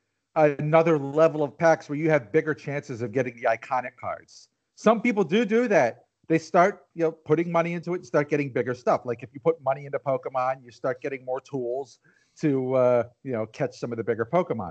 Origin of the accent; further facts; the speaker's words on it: Delaware County, Pennsylvania, United States; I'm from Delco.